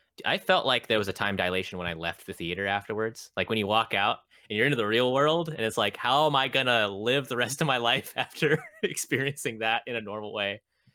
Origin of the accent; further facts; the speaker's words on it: New York, United States; I'm from New York.